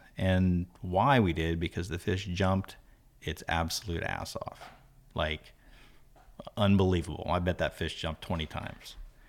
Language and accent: English; Florida, United States; Here in Florida. Yeah. Born here in Florida.